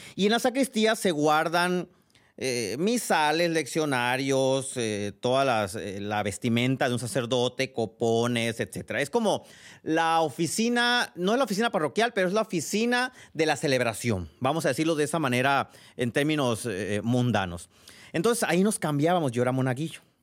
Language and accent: Spanish; Sinaloa, Mexico; now in San Diego, United States; Yo soy sinaloense